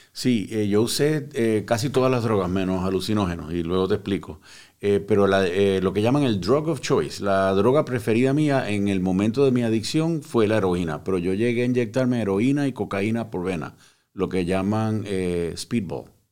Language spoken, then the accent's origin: Spanish; Puerto Rico; moved away; also born or lived in Cuba; Yo eh, nací en Cuba, me crié en Puerto Rico